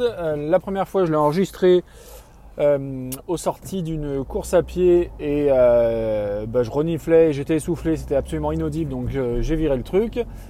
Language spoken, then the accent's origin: French; France; je suis issu d'une famille de Français moyens